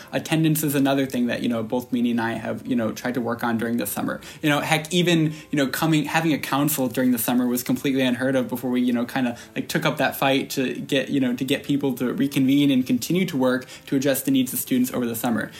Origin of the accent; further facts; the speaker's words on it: upstate New York, United States; I'm from upstate New York, Southland Falls